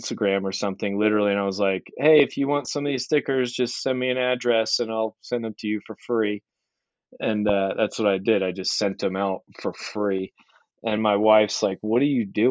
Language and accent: English; Maryland, United States; I grew up in Maryland, mid-Atlantic